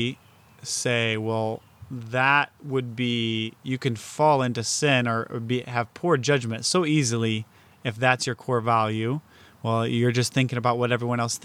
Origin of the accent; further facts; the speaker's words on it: United States; as an American